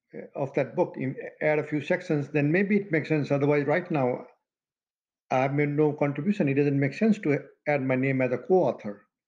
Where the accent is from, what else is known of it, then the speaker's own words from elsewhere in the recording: Madhesh Province, Nepal; also born or lived in Janakpur, Nepal; now in United States; We're both from Nepal. In fact, his hometown and my home village barely 10 miles apart. But now the, the town that, you know, we both call hometown is the same. Janakpur Dham in Nepal